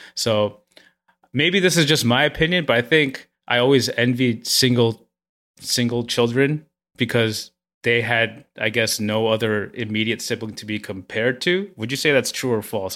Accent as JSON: {"language": "English", "town": "New York City", "region": "New York", "country": "United States", "tie": "born or raised there", "said": "I grew up in Flushing where, you know, I went to, I took the train, the hour and a half train ride with my friends to high school to, to the Bronx."}